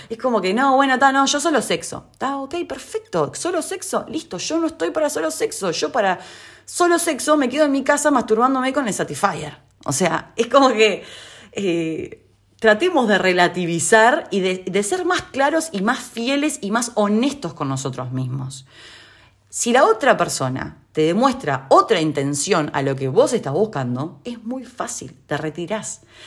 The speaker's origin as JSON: {"language": "Spanish", "country": "Uruguay", "moved": "yes", "lives_now": "Argentina", "said": "donde yo vivo en Argentina y siendo uruguaya"}